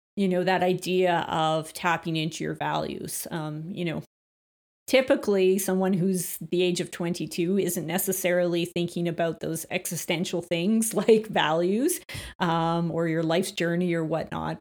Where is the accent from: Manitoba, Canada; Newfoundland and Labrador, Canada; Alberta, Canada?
Alberta, Canada; Calgary; born or raised there; also born or lived in Beaumont, Alberta